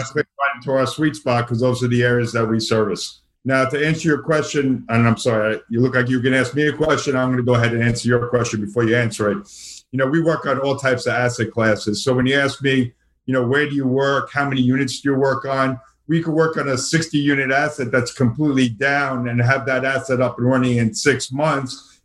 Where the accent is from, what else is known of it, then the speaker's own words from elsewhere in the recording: New York City, New York, United States; accent: Brooklyn; moved away as an adult; also born or lived in Boston; now in Florida, United States; I still cannot lose my uh, Brooklyn accent. I was originally born and raised in the uh, New York City area, uh, born in Brooklyn, subsequently moved to uh, Queens